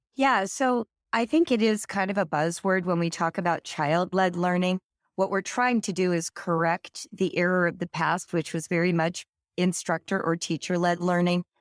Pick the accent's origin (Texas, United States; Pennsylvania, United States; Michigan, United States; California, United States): California, United States; now in Cincinnati, United States; I grew up in California, but today I live in Cincinnati, Ohio.